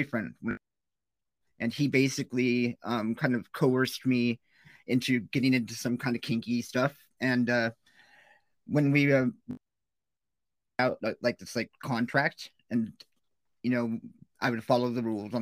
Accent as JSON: {"language": "English", "town": "Huntington Beach", "region": "California", "country": "United States", "tie": "born or raised there", "said": "I'm actually from Huntington Beach, a native"}